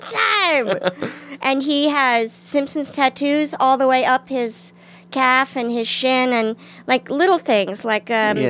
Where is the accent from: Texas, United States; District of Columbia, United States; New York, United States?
District of Columbia, United States; Washington; I think pockets of it, you know, but not where I lived. I live in a, of course, nice middle-class neighborhood, but I did take 3 city buses to school.